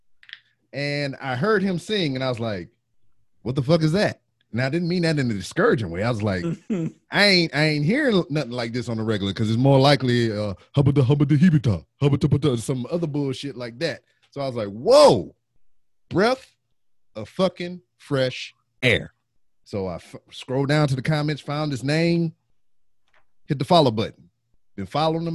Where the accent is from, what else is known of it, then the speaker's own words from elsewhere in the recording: Louisiana, United States; moved away as an adult; now in Houston, United States; I'm not natively from here as well. I'm from Louisiana.